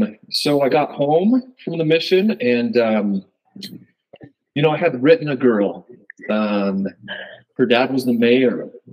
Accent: Pleasant Grove, Utah, United States; born or raised there; also born or lived in Lehi, Utah

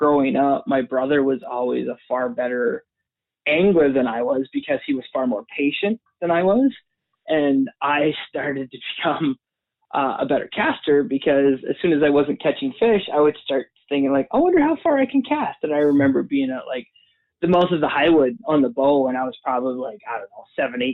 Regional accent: Alberta, Canada; also born or lived in Boyle / Red Deer; now in Calgary, Canada; I was born in Calgary here. And then I lived the first few years of my life down in Southern Alberta, a little town called Boyle

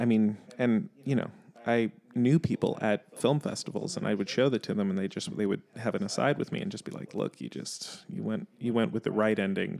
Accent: New York City, New York, United States; I grew up in New York. You don't really have a car, so listening to the radio isn't something that really happens.

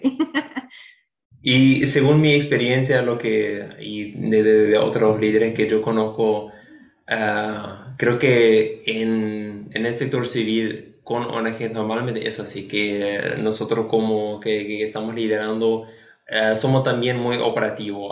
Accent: Paraguay; nosotros como paraguayos

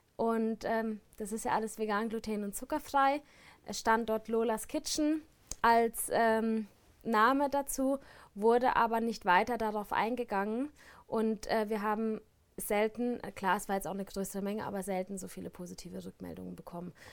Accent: Baden-Baden, Baden-Württemberg, Germany; now in Switzerland; ich komme aus Baden-Baden

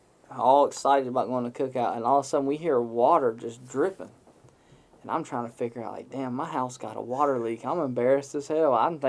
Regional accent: the South, Southern United States, United States; we're from the South and we make up a lot of stuff.

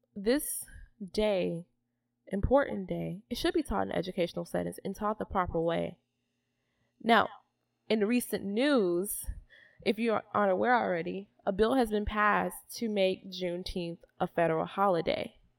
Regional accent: Atlanta, Georgia, United States; I'm from Atlanta, Georgia

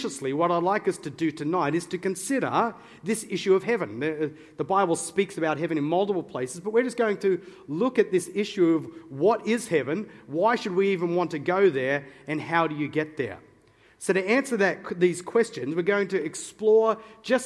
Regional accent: Newcastle, New South Wales, Australia; I'm a Novocastrian by birth. Okay, that's just fancy pants way of saying I'm from Newcastle

